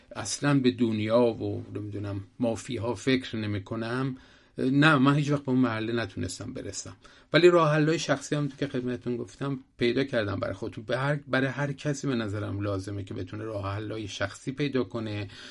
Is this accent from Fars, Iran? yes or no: yes; Shiraz, Fars, Iran; یادم میاد شیراز که بودیم